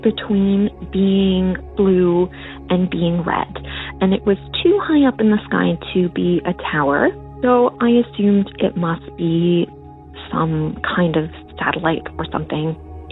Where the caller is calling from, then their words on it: Northern Ontario, Canada; I am calling from Northern Ontario, Canada